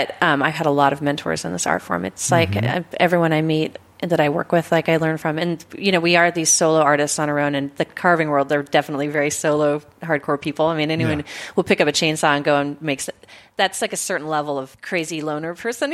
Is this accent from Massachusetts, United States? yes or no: no; Philomath, Oregon, United States; also born or lived in Kings Valley, Oregon; I grew up, you know, in Kings Valley, which is mm-hmm. a ghost town now. But then I went to school in Philomath, Oregon